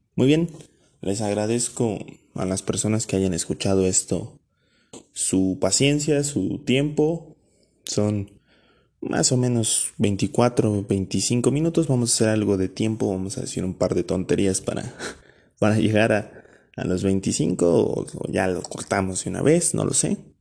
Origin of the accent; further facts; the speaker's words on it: Mexico; como mexicano